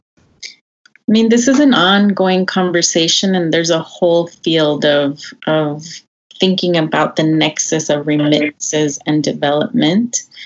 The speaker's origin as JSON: {"language": "English", "country": "El Salvador", "tie": "born or raised there", "moved": "yes", "lives_now": "United States", "said": "I was born in El Salvador. I, I consider myself Salvadoreña. I'm certainly based in the U.S."}